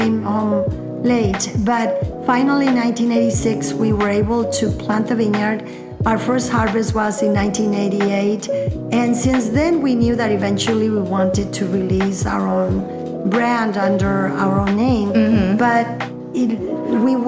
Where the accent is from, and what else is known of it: Jalisco, Mexico; English is a second language; now in Sonoma, United States